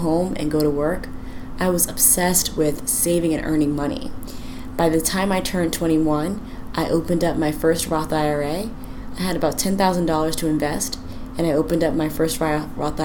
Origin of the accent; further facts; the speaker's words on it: rural northeastern North Carolina, United States; also born or lived in Suffolk, Virginia / Portsmouth, Virginia; now in Washington, D.C., United States; We were from rural northeastern North Carolina